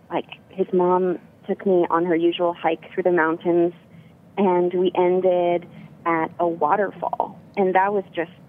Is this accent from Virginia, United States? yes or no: no; Berkeley, California, United States; I was born in Berkeley and uh, grew up here.